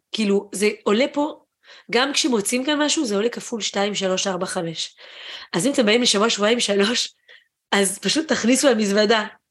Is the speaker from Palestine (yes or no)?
no; France; also born or lived in Israel; now in Japan; גדלתי בצרפת, כשהייתי קטנה